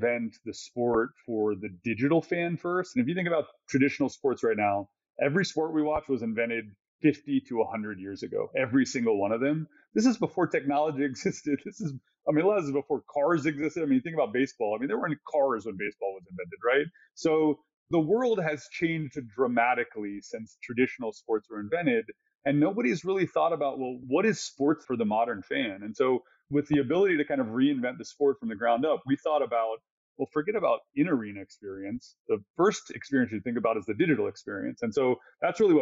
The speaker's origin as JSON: {"language": "English", "region": "Texas", "country": "United States", "tie": "born or raised there", "said": "I was born in Texas. Literally, I don't remember being anything else, right? I grew up as a Cowboys fan, but that's because I was born there"}